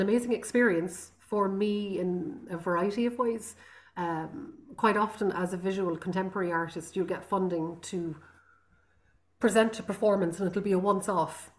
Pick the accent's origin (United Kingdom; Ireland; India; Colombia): Ireland; Connemara, County Galway, Connacht; first language Irish; English is a second language; also born or lived in Rome; I come from Connemara in the Gaeltacht in um, the west coast of Ireland, outside Galway, and it's a Gaelic Gaelic speaking